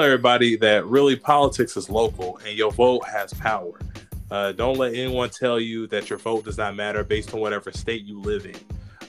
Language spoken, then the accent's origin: English; Knoxville, Tennessee, United States; moved away as an adult; also born or lived in Nashville, Tennessee; I grew up in East Knoxville, Tennessee, salute to the east side.